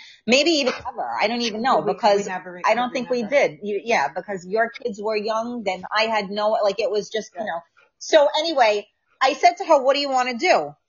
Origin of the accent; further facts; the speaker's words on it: New York, United States; Sylvia said I have a short temper as well. We're from New York.